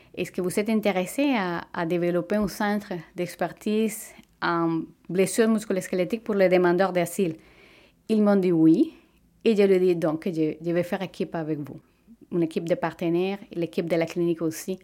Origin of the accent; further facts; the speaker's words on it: Venezuela; French is a second language; moved away as an adult; now in Quebec, Canada; Au Venezuela, j'avais le, privilège de travailler comme physiothérapeute dans ma propre clinique